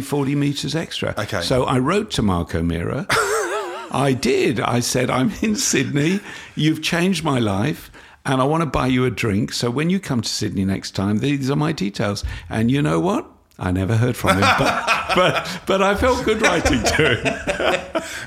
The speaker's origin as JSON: {"language": "English", "region": "London", "country": "United Kingdom", "tie": "born or raised there", "moved": "yes", "lives_now": "Australia", "said": "I was brought up in London."}